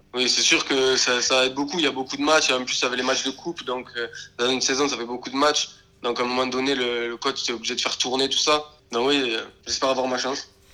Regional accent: Béziers, Occitania, France; moved away as an adult; also born or lived in Lignan-sur-Orb; now in England; Je viens de Béziers, j'ai commencé dans le club à côté de Béziers, un petit village qui s'appelle Lignan, jusqu'à à peu près mes 11 ans

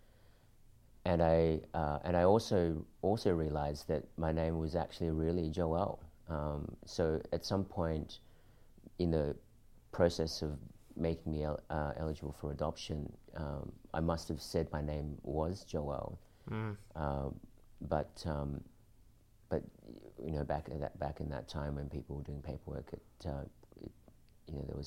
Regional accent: Australia; also born or lived in Philippines; growing up in Australia, I looked Filipino, but inside I felt Australian.

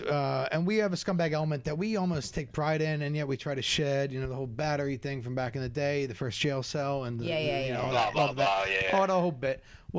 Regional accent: Philadelphia, Pennsylvania, United States; we're from Philly

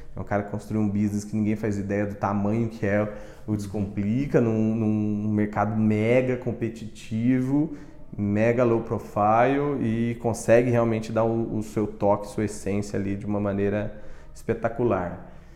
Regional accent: Mato Grosso do Sul, Brazil; eu sou de Mato Grosso do Sul

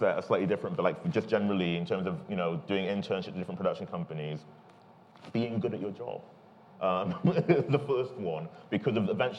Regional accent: United Kingdom; being British and black and over there in America

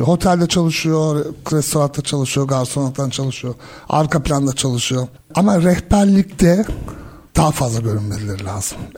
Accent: Germany; also born or lived in Switzerland; ki ben Almanya'da doğdum, büyüdüm, İsviçre'de yaşadım, birçok farklı ülkede gittim.

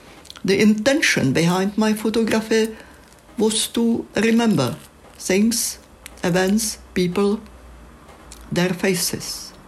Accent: Czechia; first language Czech; English is a second language; moved away as an adult; now in United Kingdom; Well, in Czech, in my native language

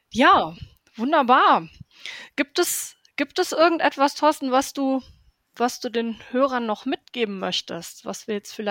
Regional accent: Herten, North Rhine-Westphalia, Germany; Ich komme ja aus dem Ruhrgebiet und aus Europas ehemals größter Bergbaustadt aus Herten.

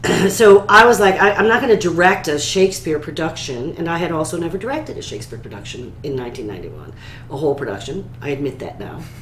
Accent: central New York, United States; starting my my theatrical career at the age of eight in a professional children's theater company in my hometown in central New York

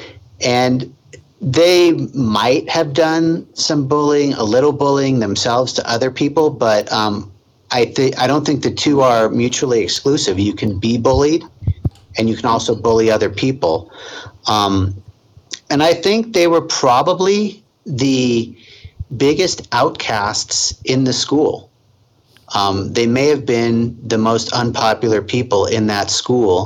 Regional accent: Los Angeles, California, United States; moved away as an adult; now in Denver, United States; I grew up in Los Angeles

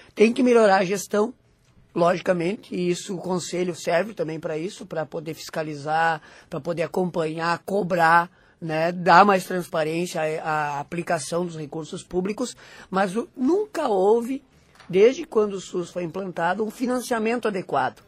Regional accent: Rio Grande do Sul, Brazil; eu sou do Rio Grande do Sul, moro no Rio Grande do Sul

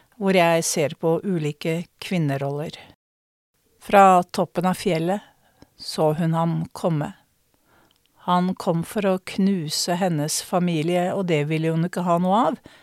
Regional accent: Norway; jeg som nordmann

